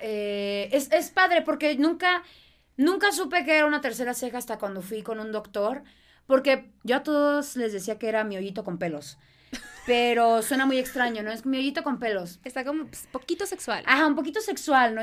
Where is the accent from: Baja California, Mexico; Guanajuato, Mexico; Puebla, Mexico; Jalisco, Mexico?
Baja California, Mexico; Mexicali; accent: norteña; also born or lived in Boston; now in Mexico City, Mexico; soy de Mexicali